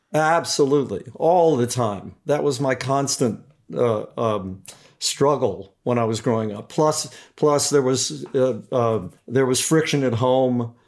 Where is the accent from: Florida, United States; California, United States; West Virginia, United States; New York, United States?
West Virginia, United States; Beckley; owned a restaurant in a, in a coal mining town in West Virginia, uh, called Beckley, West Virginia. And so I grew up